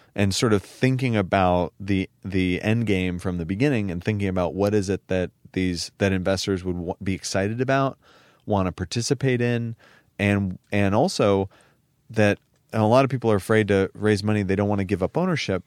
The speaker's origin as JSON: {"language": "English", "town": "San Francisco", "region": "California", "country": "United States", "tie": "born or raised there", "said": "growing up in San Francisco and in Silicon Valley"}